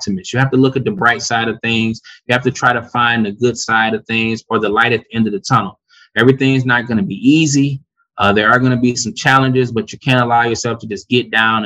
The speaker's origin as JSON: {"language": "English", "town": "Detroit", "region": "Michigan", "country": "United States", "tie": "born or raised there", "said": "I grew up in Detroit, resident of Detroit and all the surrounding suburbs"}